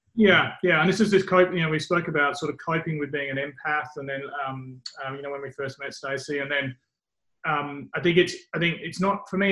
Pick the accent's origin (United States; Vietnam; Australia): Australia; also born or lived in England; growing up in England and then growing up in Australia, um, very early in England and in Australia, there's nothing at school or high school